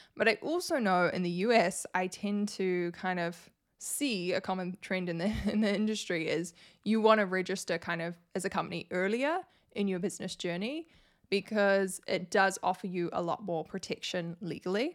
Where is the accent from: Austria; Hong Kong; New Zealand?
New Zealand; I'm from New Zealand and I have to file taxes in New Zealand